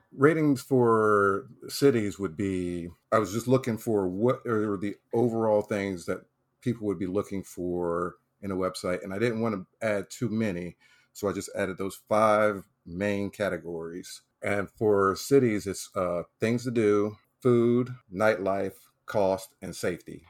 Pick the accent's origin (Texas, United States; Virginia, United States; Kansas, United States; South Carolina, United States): South Carolina, United States; moved away as an adult; also born or lived in Okinawa, Japan; now in Florida, United States; I was born and raised in South Carolina